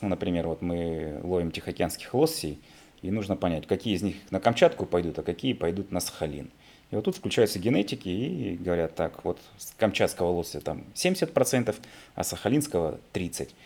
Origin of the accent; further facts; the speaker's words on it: Irkutsk, Irkutsk Oblast, Russia; moved away as an adult; now in Vladivostok, Russia; я сам такой, приехал из Сибири, из города Иркутска